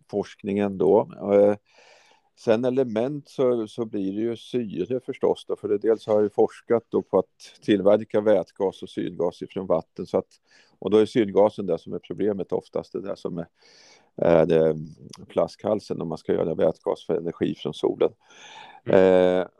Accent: Norrköping, Östergötland, Sweden; moved away as an adult; now in Uppsala, Sweden; Jag flyttade ju till Uppsala 84 redan då från eh, Norrköping kom jag från Östergötland.

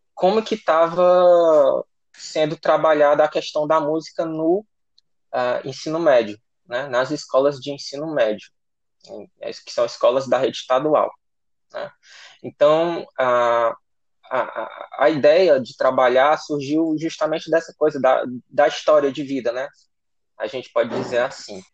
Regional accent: Guaraciaba do Norte, Ceará, Brazil; da cidade de Guaraciaba do Norte, né, minha cidade natal, a cidade que eu vivi maior parte da minha vida

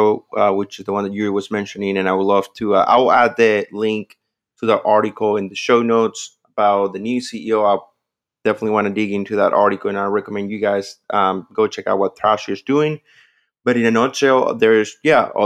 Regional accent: Venezuela; moved away; I'm originally from Venezuela. I speak the language

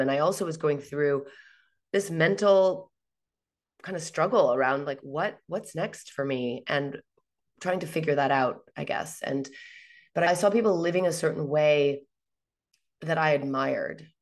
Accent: Northern California, United States; moved away as an adult; now in Portugal; I'm from Northern California, it's freezing cold

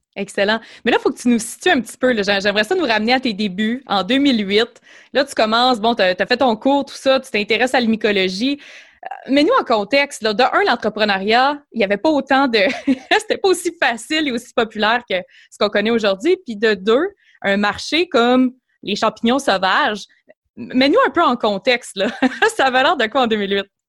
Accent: Chicoutimi, Quebec, Canada; je suis originaire du, Saguenay du du Beau-Chicoutimi

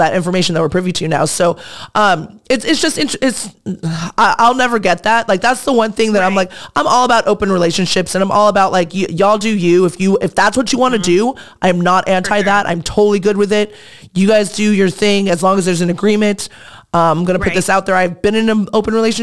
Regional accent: Manhattan Beach, California, United States; I live in Hermosa, mm-hmm. but I grew up in Manhattan Beach

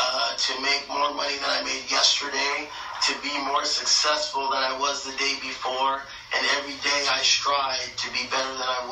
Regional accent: United States

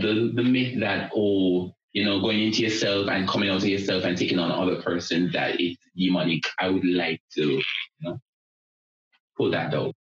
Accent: Linstead, Saint Catherine, Jamaica; I am from a place in Jamaica called Linstead in the parish of St. Catherine. Growing up in Linstead

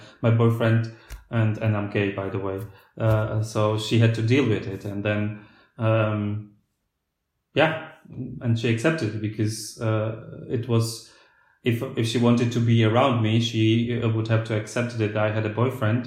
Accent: Slovakia; first language Slovak; English is a second language; moved away as an adult; also born or lived in United Kingdom / Germany; I was talking to my peers in Slovakia, I had to use the word in Slovak

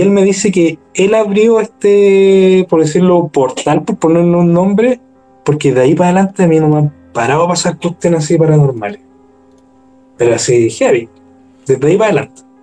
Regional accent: Maipú, Santiago Metropolitan Region, Chile; also born or lived in Spain; yo soy de Maipú

